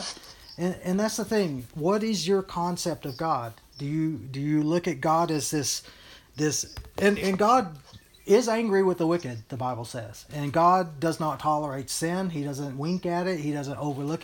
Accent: Texas, United States; moved away; also born or lived in Hawaii / Colorado / Utah; I was born and brought up in Texas and stuff. I think it's obvious by the way I talk

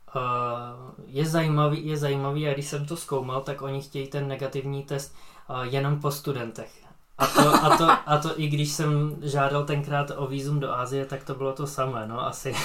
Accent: Czechia; jako jediný Čech tam

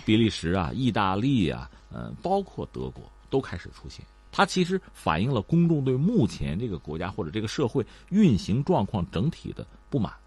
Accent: China; 我们中国人

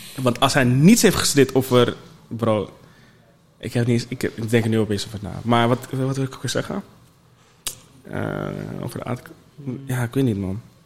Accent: Netherlands; als Nederlander

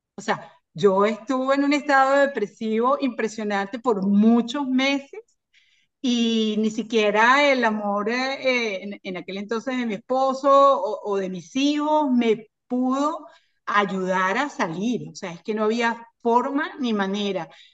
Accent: Caracas, Capital District, Venezuela; moved away as an adult; now in Miami, United States; soy de, Venezuela, de Caracas. Nací en las montañas, me crié en las montañas, en el Junquito

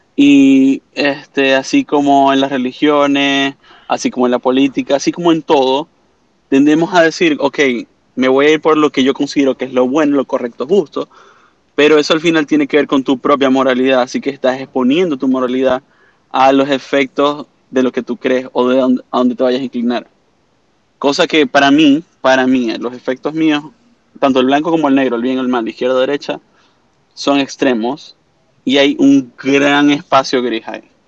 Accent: Venezuela; moved away as an adult; also born or lived in Canada; now in Orlando, United States; aquí en Estados Unidos, como todo venezolano, saliendo de Venezuela, fui a Canadá, regresé de Canadá a Estados Unidos y ahora me encuentro en mi paz y tranquilidad aquí en Orlando

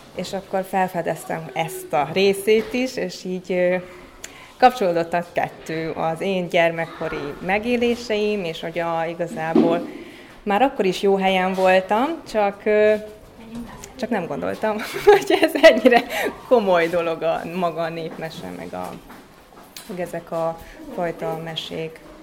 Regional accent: Székesfehérvár, Fejér, Hungary; a szüleim elkezdtek animációs csoportot működtetni Székesfehérváron, és akkor én még nagyon kicsi gyerek voltam

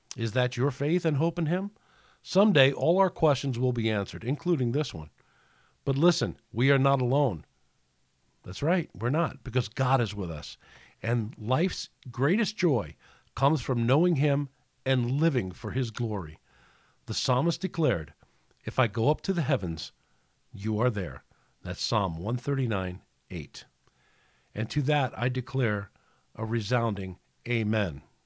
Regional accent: New York City, New York, United States; we grew up in New York City

